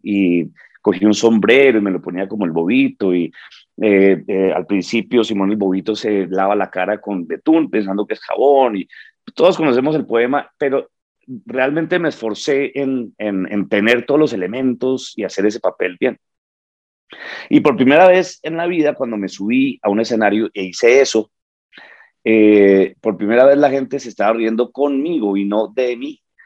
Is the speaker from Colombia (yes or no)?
yes; Bogotá, Colombia; now in New York, United States; yo nací en Bogotá eh, hace 52 años